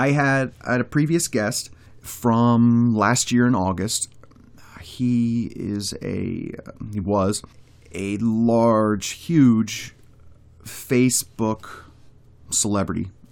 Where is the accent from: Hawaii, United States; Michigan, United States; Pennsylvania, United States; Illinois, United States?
Pennsylvania, United States; moved away; I'm from Pennsylvania